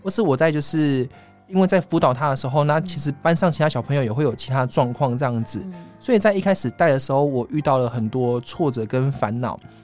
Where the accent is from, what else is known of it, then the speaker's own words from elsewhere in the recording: Kaohsiung, Taiwan; moved away as an adult; now in Taipei, Taiwan; 我是高雄人